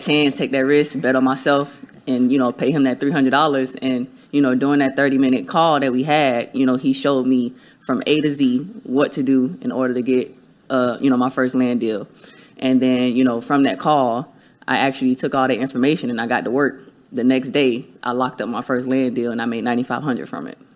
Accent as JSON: {"language": "English", "town": "Miami", "region": "Florida", "country": "United States", "tie": "born or raised there", "lives_now": "Tampa, United States", "said": "I'm born and raised in Miami, Florida. I'm based out of Tampa as well."}